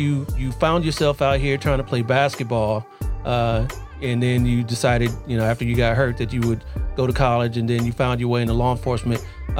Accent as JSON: {"language": "English", "town": "Columbus", "region": "Ohio", "country": "United States", "moved": "yes", "said": "I'm originally from Ohio"}